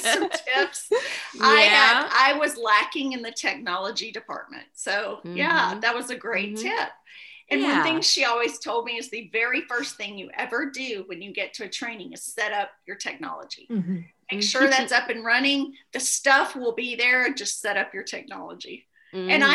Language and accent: English; the South, United States; I grew up in the South